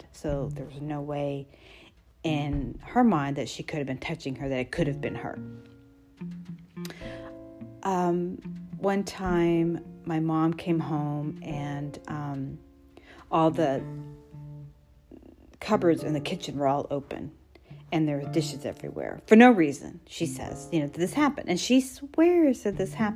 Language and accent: English; Texas, United States; I grew up in Texas